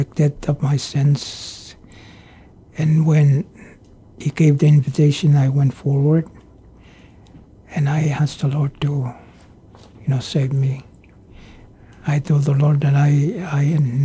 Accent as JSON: {"language": "English", "region": "Pohnpei", "country": "Micronesia", "tie": "born or raised there", "also_born_or_lived": "Pingelap / United States", "said": "I was born on Pinglap, 1957, July 1957. So I spent most of my time on Pohnpei. You know, we left Pinglap when I was very young."}